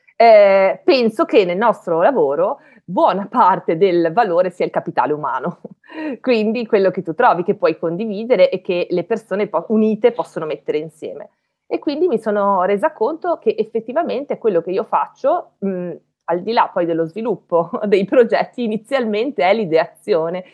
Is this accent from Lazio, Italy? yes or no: no; Belluno, Veneto, Italy; moved away as an adult; also born or lived in Padua; io non sono di Padova, io sono di Belluno, quindi, e, alte, e quindi vissu, vivevo in montagna